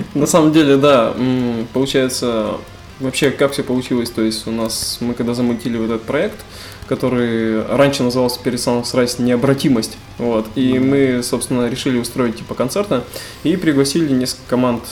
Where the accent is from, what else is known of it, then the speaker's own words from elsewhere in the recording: Tobolsk, Tyumen Oblast, Russia; мы из Тобольска, это Тюменская а область